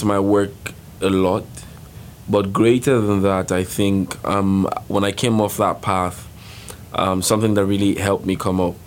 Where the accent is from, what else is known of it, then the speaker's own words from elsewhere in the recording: Nigeria; moved away; I'm from Nigeria, and I am a social entrepreneurship senior at LIN